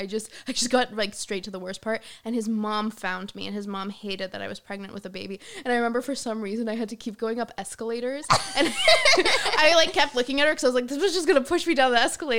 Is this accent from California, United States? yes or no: yes; Ladera Ranch, California, United States; moved away as an adult; also born or lived in San Juan Capistrano, California; now in Los Angeles, United States; I'm from Ladera Ranch.